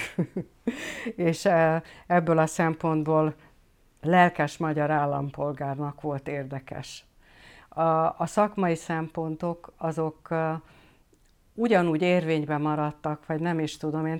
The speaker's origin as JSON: {"language": "Hungarian", "country": "Hungary", "said": "ide vagyok nőve ehhez a dologhoz. Tehát egyrészt, a, eh, egyrészt az anyanyelvemhez"}